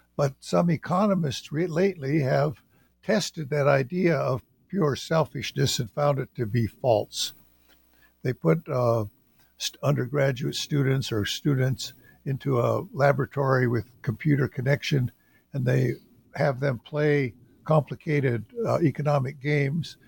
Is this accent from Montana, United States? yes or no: yes; western Montana, United States; moved away as an adult; I'm from the Salish and Kootenai tribes in western Montana, and I grew up in western Montana